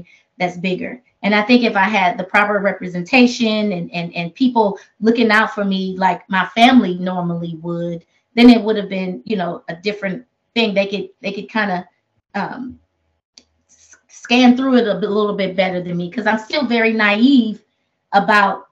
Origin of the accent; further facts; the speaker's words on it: Oakland, California, United States; I come from Oakland.